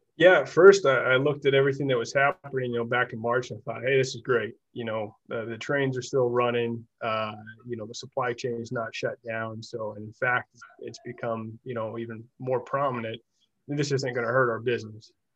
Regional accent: Central Illinois, United States; also born or lived in Utah; I am from Central Illinois, and, and I went back home and worked after school

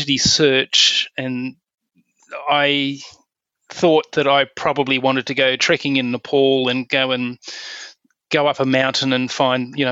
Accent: Perth, Western Australia, Australia; I grew up in Perth on the west

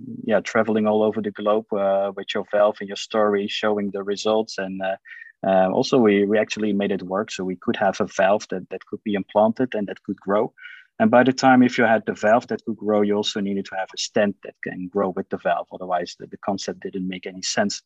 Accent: Eindhoven, North Brabant, Netherlands; I'm born and raised in Eindhoven.

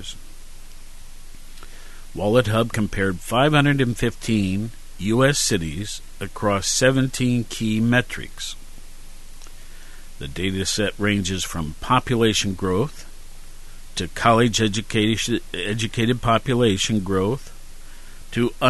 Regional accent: Worthington, Ohio, United States; moved away; my hometown of Worthington

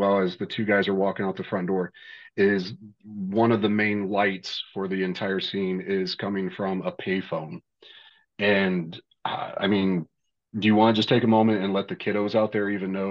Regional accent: Lima, Ohio, United States; I grew up in Lima, Ohio

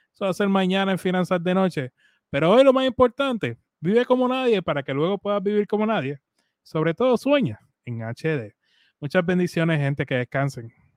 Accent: Puerto Rico; nosotros como cultura latina, boricua en nuestro caso

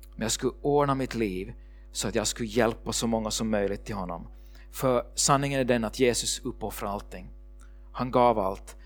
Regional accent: Ekenäs, Uusimaa, Finland; moved away as an adult; also born or lived in Sweden; min familj där hemma i Ekenäs

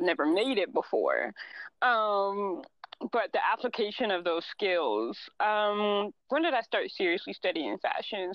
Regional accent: United States; we're all American, but we're mixed in from different parts of America

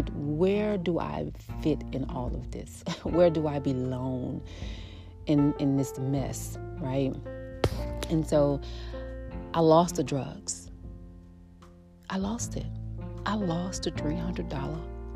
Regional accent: New Orleans, Louisiana, United States; I grew up in the Florida projects. I grew up in a house, but we live right across the street. Like, our house and other houses set inside of a L-shape Florida project, Ninth Ward.

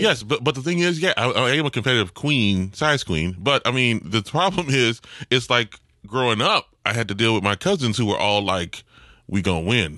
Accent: New Orleans, Louisiana, United States; I'm from New Orleans

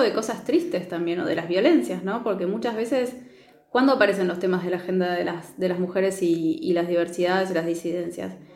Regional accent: Neuquén, Argentina; yo soy de Neuquén

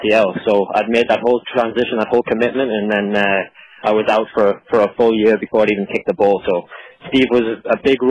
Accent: Newcastle upon Tyne, North East England, United Kingdom; moved away as an adult; now in St. Augustine, United States; I was born and raised in Newcastle

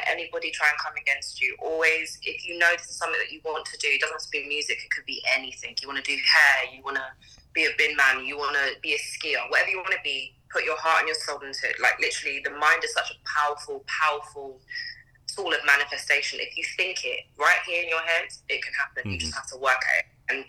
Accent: England, United Kingdom; also born or lived in Trinidad; now in London, United Kingdom; I grew up in England and my mom is like extremely West Indian

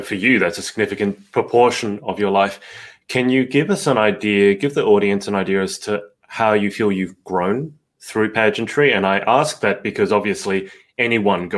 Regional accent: Sydney, New South Wales, Australia; I'm from Sydney in Australia, home of the Harbour Bridge and the Opera House

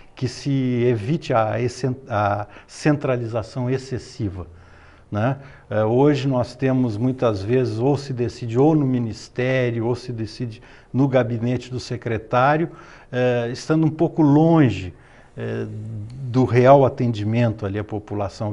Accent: Porto Alegre, Rio Grande do Sul, Brazil; also born or lived in France / Caçador, Santa Catarina; now in Florianópolis, Brazil; o meu pai foi estudar em Porto Alegre, casou com uma gaúcha e eu nasci lá

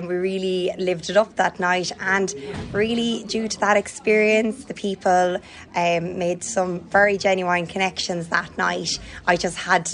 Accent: South Roscommon, Connacht, Ireland; I'm from Ballyforn, a village in South Roscommon

